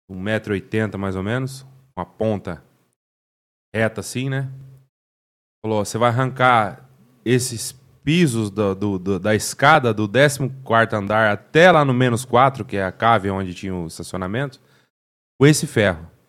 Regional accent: Cambé, Paraná, Brazil; E, e aí cresci em Cambé, aí minha mãe colocou eu no Senai.

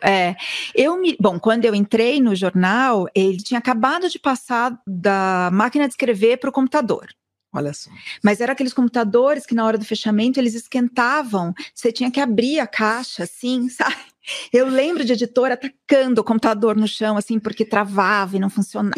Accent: São Paulo, Brazil; also born or lived in New York; eu sou de São Paulo, nascida no Ipiranga, então sou super paulistana

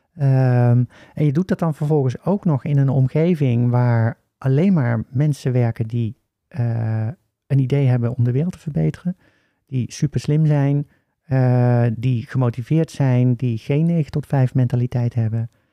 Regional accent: Oosterhout, North Brabant, Netherlands; accent: Brabants; also born or lived in Breda; Ik ben eh, geboren en opgegroeid in Oosterhout

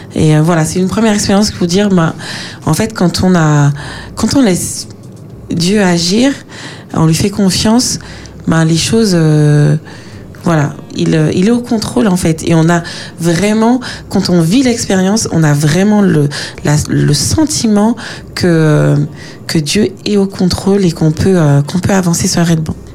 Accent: Martinique; moved away as an adult; now in France; quand on a grandi euh, aux Antilles, en Martinique

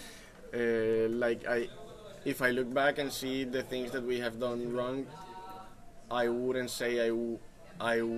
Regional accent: Colombia; moved away; we come from Colombia and we came here without knowing a soul

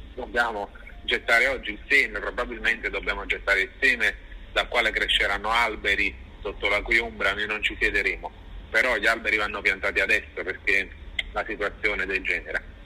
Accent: Naples, Campania, Italy; io sono napoletano

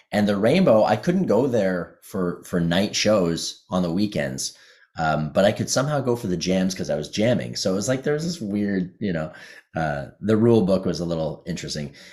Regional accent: Ottawa, Ontario, Canada; the thing about Ottawa when I was growing up is there were two blues clubs

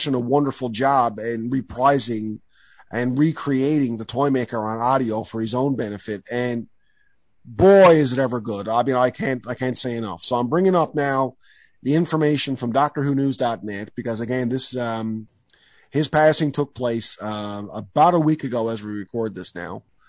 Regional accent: Newfoundland and Labrador, Canada; also born or lived in Ontario; as you and I grew up here in Newfoundland

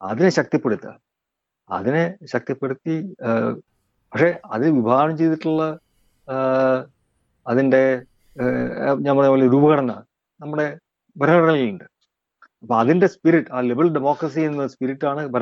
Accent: Kerala, India; ഞാൻ നമ്മൾ രണ്ടുപേരും മലയാളികളാണ് ഒരു കാര്യം ചോദിക്കട്ടെ

